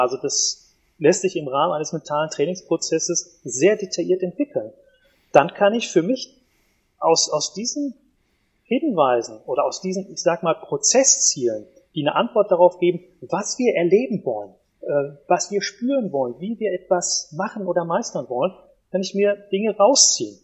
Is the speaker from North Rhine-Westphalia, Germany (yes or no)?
yes; Ruhr area, North Rhine-Westphalia, Germany; bei uns im Ruhrpott